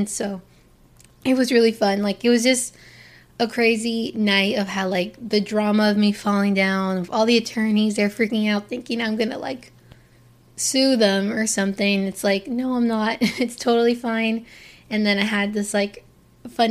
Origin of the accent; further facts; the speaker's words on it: Port St. Lucie, Florida, United States; also born or lived in Hialeah, Florida / Miami, Florida; I was born in Hialeah, and I lived there only until the 4th grade. And so by the time I got to the 4th grade, my parents decided to move to the town called Port St. Lucie, Florida